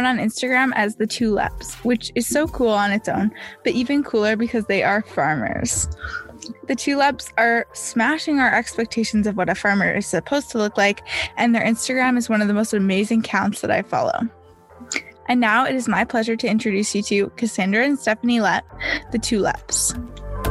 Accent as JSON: {"language": "English", "region": "Ontario", "country": "Canada", "said": "I'm from Ontario"}